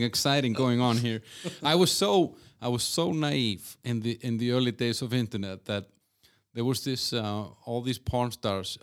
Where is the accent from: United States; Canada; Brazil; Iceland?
Iceland; from Iceland